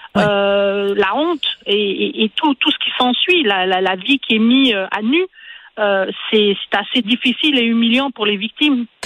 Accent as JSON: {"language": "French", "region": "Quebec", "country": "Canada", "said": "chez nous au Québec"}